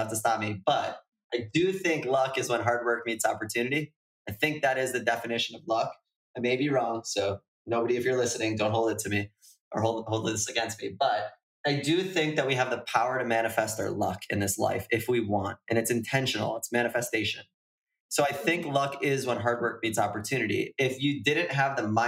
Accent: United States; also born or lived in Canada; I'm American.

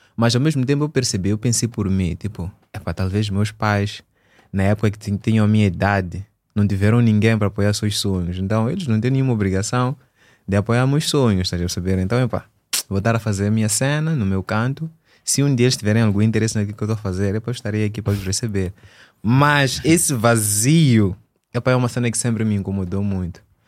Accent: Maputo, Mozambique; also born or lived in Eswatini; eu sou de Maputo, sou natural de Maputo

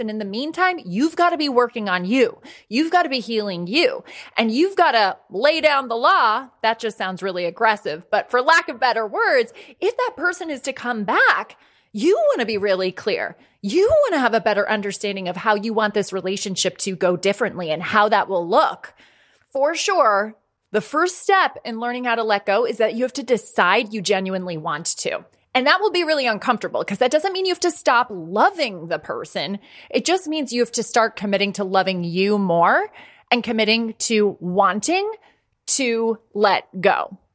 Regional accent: Ireland; also born or lived in United States; I'm a hundred percent Irish.

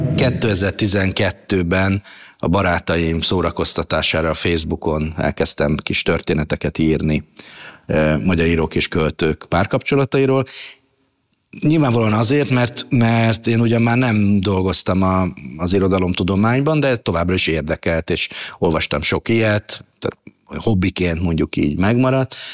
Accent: Budapest, Hungary; also born or lived in Szentes; a nagymamámmal laktunk nagyon sokáig, ö, Terézvárosban, a Ripurónai utcában, ö, és nagyjából ott is nőttem fel

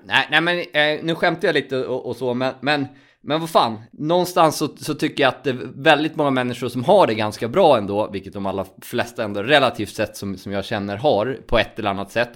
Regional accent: Borlänge, Dalarna County, Sweden; moved away; min hemstad Borlänge

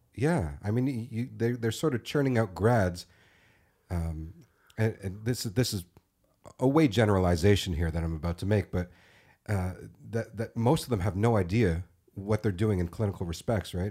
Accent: North York / Thornhill, Ontario, Canada; We, we moved from North York to Thornhill

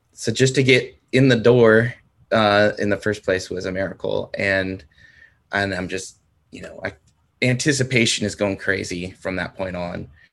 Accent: San Diego, California, United States; moved away as an adult; now in Oklahoma, United States; San Diego.

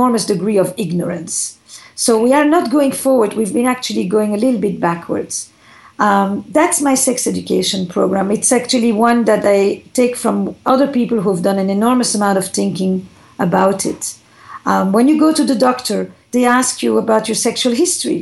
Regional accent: Flanders, Belgium; now in United States; I come from Belgium, from the Flemish part

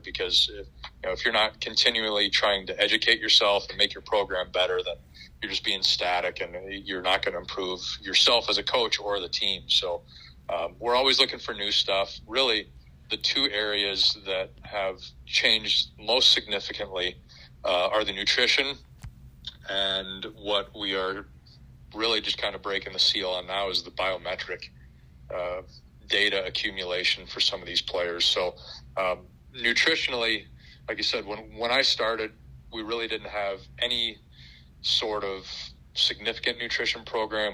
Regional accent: Colorado, United States; also born or lived in Los Angeles, California; now in Nashville, United States; I grew up in in Colorado.

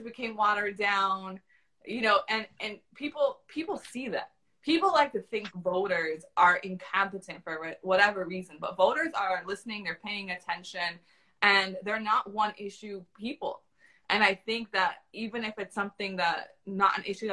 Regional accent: Florida, United States; also born or lived in Brooklyn, New York; I'm from Florida.

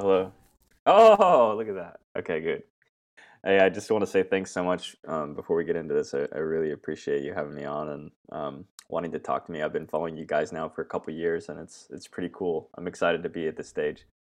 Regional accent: Myrtle Creek, Oregon, United States; moved away as an adult; also born or lived in Virginia; now in Australia; I was born in Virginia, uh, but then I moved to Oregon when I was, uh, young, young boy, about five years old, and I grew up in Southern Oregon in a really small town called Myrtle Creek.

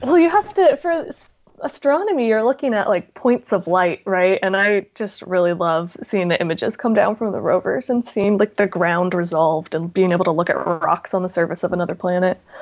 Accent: Southern California, United States; I grew up in Southern California

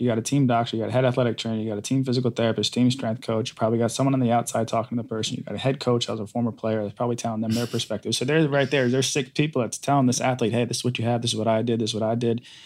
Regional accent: Rhode Island, United States; moved away; I grew up in Rhode Island

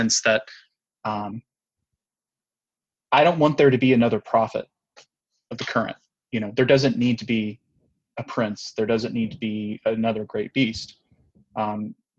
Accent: Anniston, Alabama, United States; I grew up in Anniston

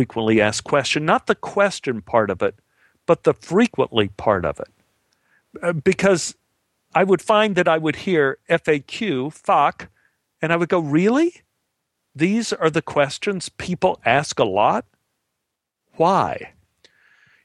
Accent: Dallas, Texas, United States; I was born in Dallas, Texas in 1951

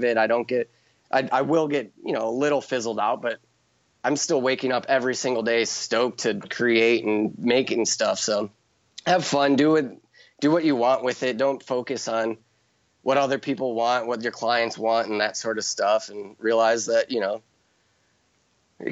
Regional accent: Chicago, Illinois, United States; now in Hawaii, United States; I'm from Chicago

